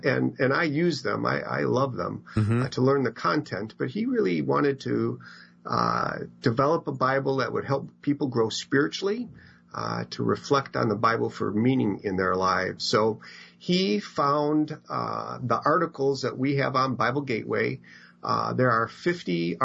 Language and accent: English; Madison, Wisconsin, United States; I grew up in Madison, Wisconsin.